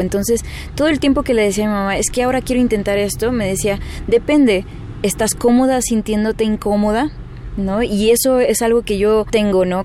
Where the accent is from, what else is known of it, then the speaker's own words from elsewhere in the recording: Chihuahua, Mexico; Mi papá es mexicano, pero somos del norte, somos de Chihuahua